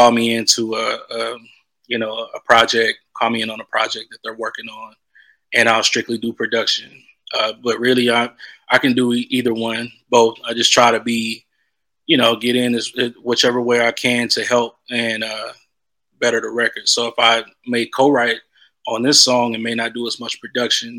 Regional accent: Texas, United States; moved away as an adult; also born or lived in Los Angeles; I growing up in Texas, being a country boy

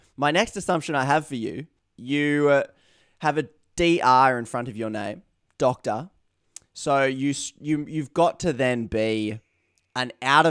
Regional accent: Australia; accent: Australian; It's probably my Australian accent.

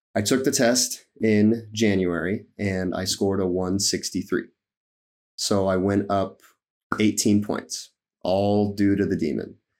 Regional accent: Nebraska, United States; I'm from Nebraska

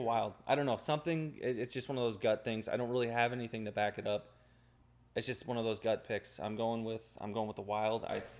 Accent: United States; I'm American.

